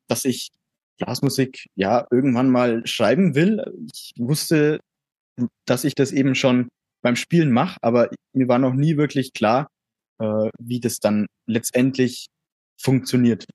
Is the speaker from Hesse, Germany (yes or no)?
no; near Erlangen, Middle Franconia, Bavaria, Germany; komme aus der Nähe von Erlangen, ich bin aus Mittelfranken